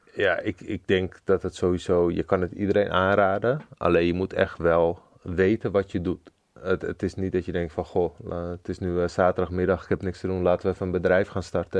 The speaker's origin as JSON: {"language": "Dutch", "town": "Zoetermeer", "region": "South Holland", "country": "Netherlands", "said": "ik kom uit Zoetermeer."}